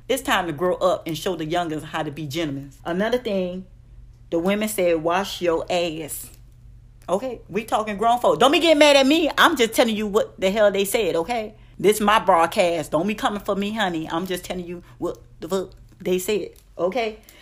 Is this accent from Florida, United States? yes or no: yes; Miami, Florida, United States; I'm from Dade County, Liberty City, three oh five